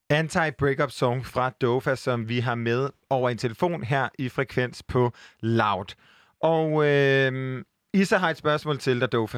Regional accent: Aarhus, Central Denmark Region, Denmark; nu er jeg jo selv fra Aarhus

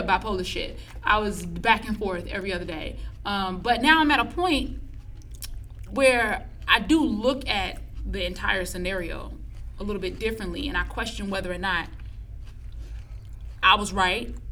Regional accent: Illinois, United States; I'm from Illinois

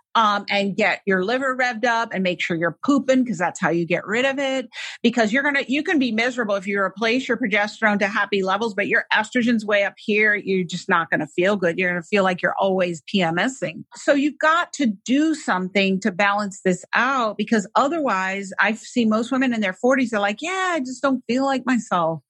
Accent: New York City, New York, United States; I grew up in New York City

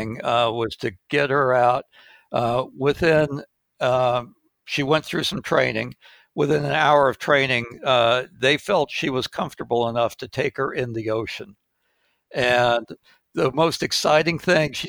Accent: Malaysia; moved away; As a kid growing up, I grew up in Malaysia

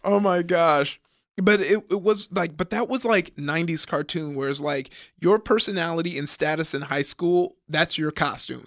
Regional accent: Compton, California, United States; I grew up in, uh, Compton

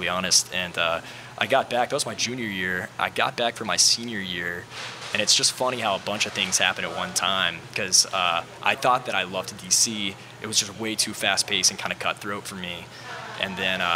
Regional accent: Gulf Shores, Alabama, United States; moved away as an adult; also born or lived in Mobile, Alabama; now in New Orleans, United States; I was born there and then grew up in Gulf Shores and moved over here in 2012 and went to Tulane.

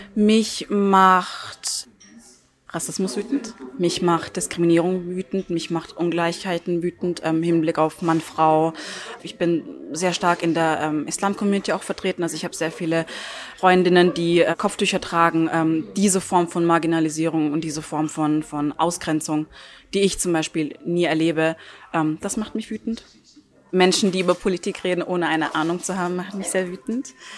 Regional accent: near Stuttgart, Baden-Württemberg, Germany; first language Turkish; German is a second language; moved away as an adult; now in Salzburg, Austria; Ich lebe seit drei Jahren in Salzburg und bin ursprünglich aus der Nähe von Stuttgart in Deutschland.

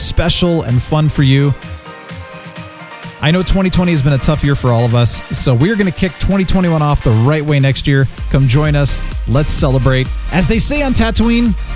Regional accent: Phoenix, Arizona, United States; We grew up in Phoenix, the city of Phoenix

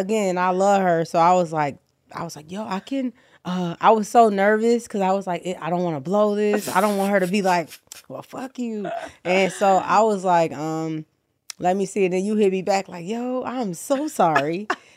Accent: Chicago, Illinois, United States; moved away as an adult; also born or lived in New York; now in Los Angeles, United States; I'm from Chicago, so I know real is all I know.

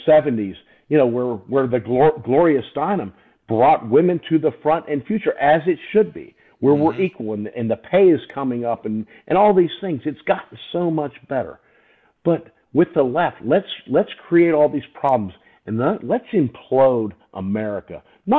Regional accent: Deep South, United States; now in Pittsburgh, United States; You know, I grew up in the Deep South before I moved to Pittsburgh.

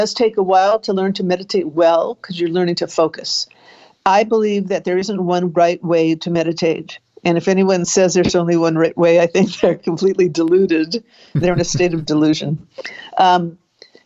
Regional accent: Beverly Hills, California, United States; accent: Canadian; also born or lived in Montreal, Canada / Marina Del Rey, California; now in Palo Alto, United States; But I grew up in Southern California. I was born in Canada. I was born in Montreal. And my family moved to Southern California, Beverly Hills, because my uncle found a place for us there when I was 7

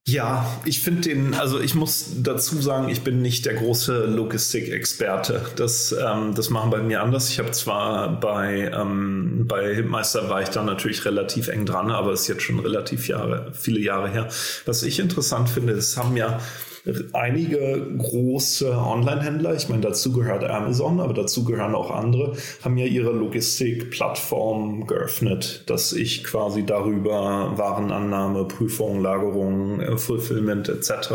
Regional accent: Berlin, Germany; für uns als Deutsche oder gerade als Berliner

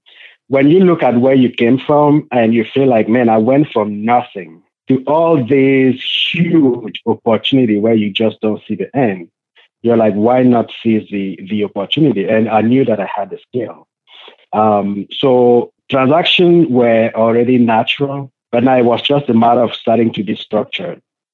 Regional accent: Cameroon; I was born in Cameroon, Africa.

